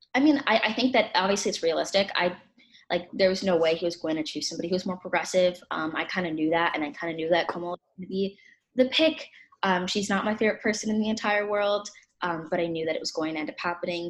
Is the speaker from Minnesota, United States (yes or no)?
yes; Minneapolis, Minnesota, United States; I'm 17 and I'm from Minneapolis, Minnesota.